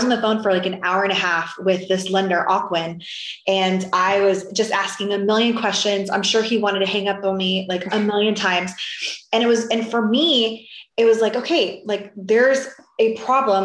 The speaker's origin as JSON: {"language": "English", "region": "Florida", "country": "United States", "moved": "yes", "lives_now": "Texas, United States", "said": "I'm originally from Florida and now I'm in Texas"}